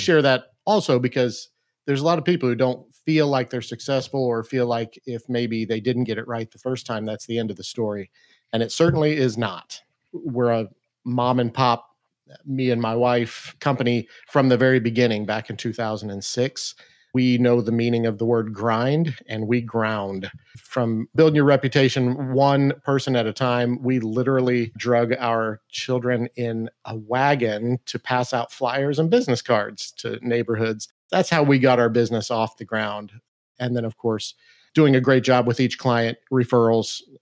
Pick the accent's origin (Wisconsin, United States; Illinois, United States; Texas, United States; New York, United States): Illinois, United States; Mount Vernon; we actually moved back to my hometown to start this business